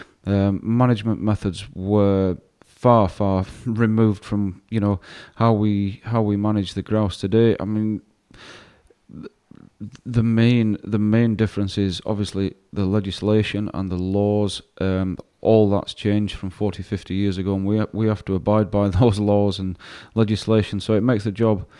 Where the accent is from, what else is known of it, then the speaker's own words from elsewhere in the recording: Yorkshire and the Humber, United Kingdom; also born or lived in Glen Ogle, Scotland; being a Yorkshireman and growing up where I grew up